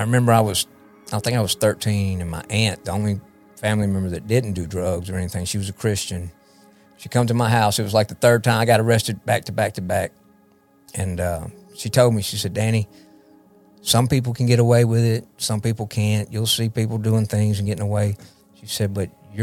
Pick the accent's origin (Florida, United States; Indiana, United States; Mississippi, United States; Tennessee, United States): Mississippi, United States; Jackson; I was born in South Jackson